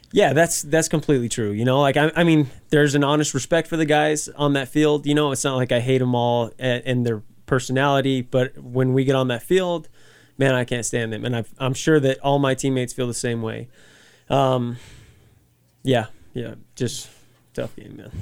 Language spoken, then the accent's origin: English; Las Cruces, New Mexico, United States; moved away as an adult; also born or lived in Colorado Springs; I'm from Las Cruces, like, it, it's home. New Mexico is home